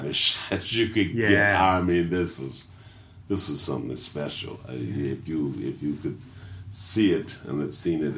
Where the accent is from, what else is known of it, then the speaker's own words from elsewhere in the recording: Indianapolis, Indiana, United States; I'm from Lockville